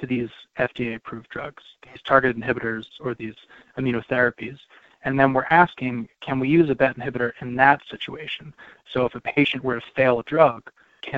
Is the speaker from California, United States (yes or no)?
no; Cheltenham, Pennsylvania, United States; So I grew up in Cheltenham, which is a suburb just north of Philadelphia, and I'm a native Pennsylvanian